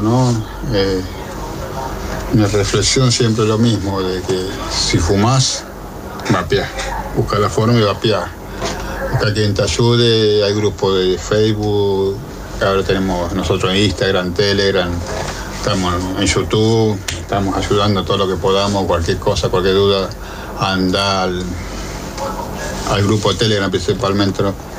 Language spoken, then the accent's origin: Spanish; González Catán, Buenos Aires Province, Argentina; González Catán La Matanza